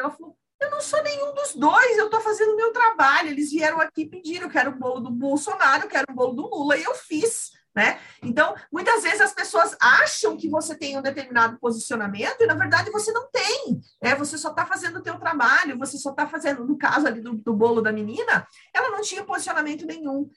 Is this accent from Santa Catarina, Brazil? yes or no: yes; Santa Catarina, Brazil; eu sou aqui de Santa Catarina